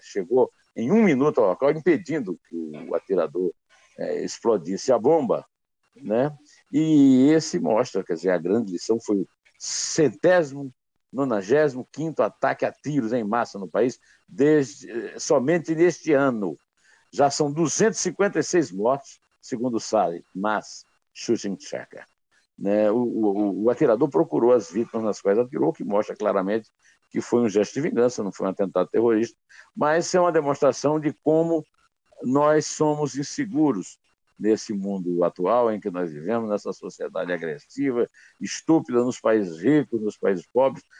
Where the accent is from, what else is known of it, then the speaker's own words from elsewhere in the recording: Northeast Region, Brazil; moved away as an adult; now in São Paulo, Brazil; eu sou nordestino